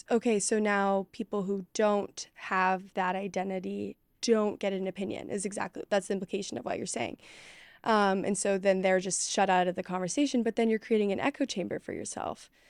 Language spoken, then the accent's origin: English; Dallas, Texas, United States; And I was from Dallas. It wasn't like I was from some podunk rural town